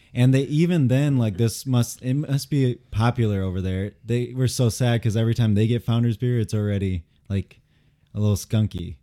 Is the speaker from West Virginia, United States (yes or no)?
no; Grand Rapids, Michigan, United States; I'm from Grand Rapids